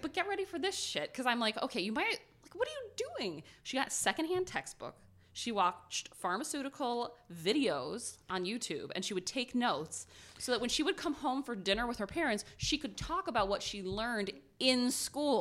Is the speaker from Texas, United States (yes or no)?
no; Ohio, United States; We're from Ohio